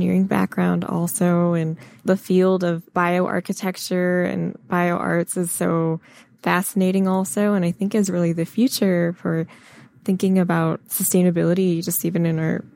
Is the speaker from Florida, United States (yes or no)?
no; Michigan, United States; I grew up in Michigan